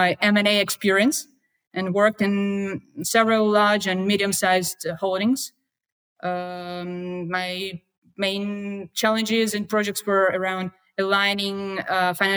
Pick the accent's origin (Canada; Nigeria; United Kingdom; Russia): Russia; I'm from Russia